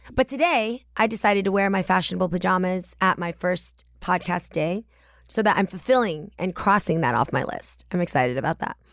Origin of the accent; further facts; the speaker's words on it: the Bay Area, California, United States; I'm from the Bay